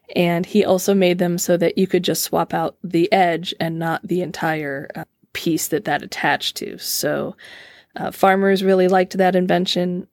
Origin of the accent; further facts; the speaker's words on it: Mishawaka, Indiana, United States; Growing up in Mishawaka, I lived on Willow Creek Drive